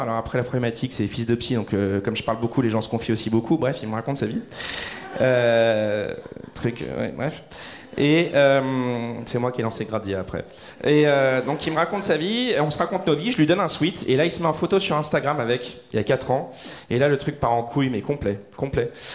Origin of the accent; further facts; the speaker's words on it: Lyon, Auvergne-Rhône-Alpes, France; now in Paris, France; moi je suis de Lyon, j'étais arrivé à Paris